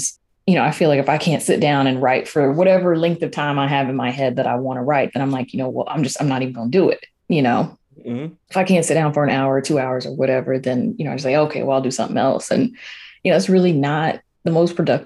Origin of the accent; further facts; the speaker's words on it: the South, United States; You know, I grew up in the South.